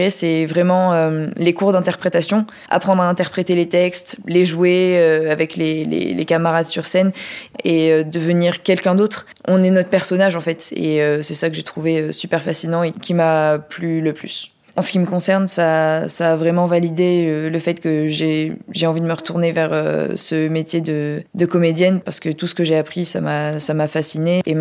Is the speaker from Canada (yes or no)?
no; Nouvelle-Aquitaine, France; j'ai 24 ans, euh, je viens du bassin d'Arcachon